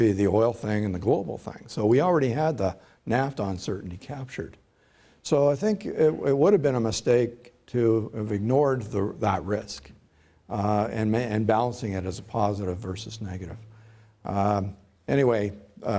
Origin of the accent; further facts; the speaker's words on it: Oshawa, Ontario, Canada; I grew up in Oshawa